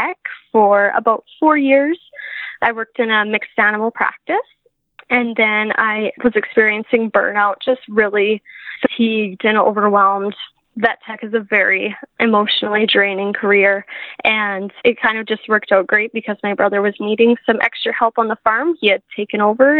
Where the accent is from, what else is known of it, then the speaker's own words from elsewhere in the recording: southern Saskatchewan, Canada; I'm from a small town in southern Saskatchewan. I grew up on a grain farm